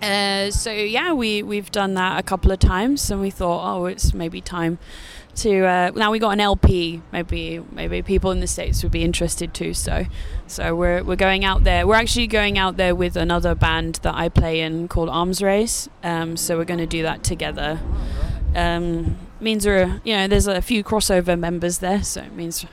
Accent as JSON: {"language": "English", "country": "United Kingdom", "said": "A lot of our bands in the UK"}